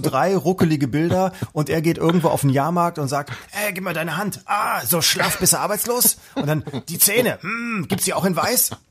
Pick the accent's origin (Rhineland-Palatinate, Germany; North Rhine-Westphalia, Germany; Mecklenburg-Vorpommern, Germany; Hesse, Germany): North Rhine-Westphalia, Germany; wir im Westen